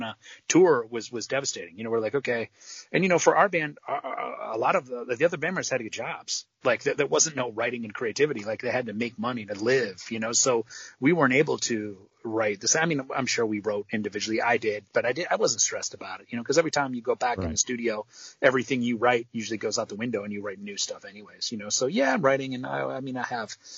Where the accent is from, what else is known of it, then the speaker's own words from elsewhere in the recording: Midwest, United States; I'm from the Midwest